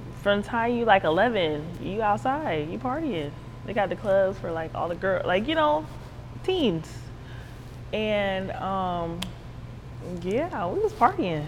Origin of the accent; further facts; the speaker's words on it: Broward County, Florida, United States; Originally, I'm from Broward County, Florida.